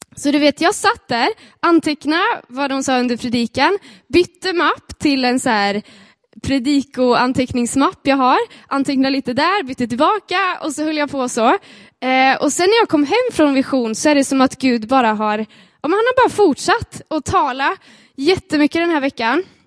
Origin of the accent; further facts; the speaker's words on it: Sweden; vi är svenskar